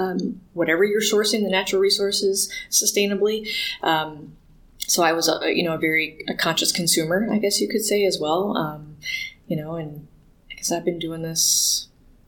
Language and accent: English; Ann Arbor, Michigan, United States; Growing up in Ann Arbor, Michigan